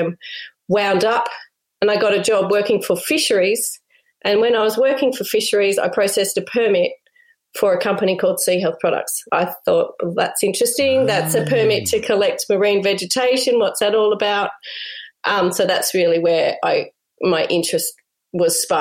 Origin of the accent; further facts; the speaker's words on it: Sydney, New South Wales, Australia; moved away; But I grew up in Sydney